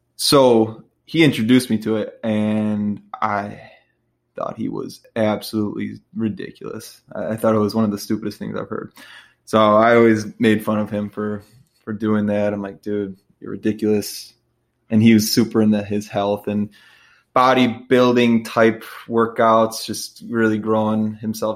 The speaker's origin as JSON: {"language": "English", "region": "Midwest", "country": "United States", "said": "I'm from the Midwest"}